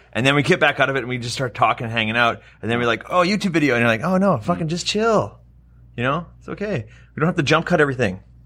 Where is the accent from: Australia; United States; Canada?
Canada; I'm Canadian. I talk in Canadian